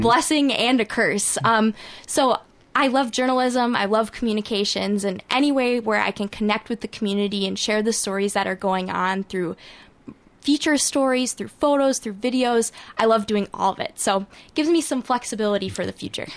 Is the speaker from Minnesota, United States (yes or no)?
yes; Cannon Falls, Minnesota, United States; also born or lived in Madison, Wisconsin; I grew up in Cannon Falls my whole life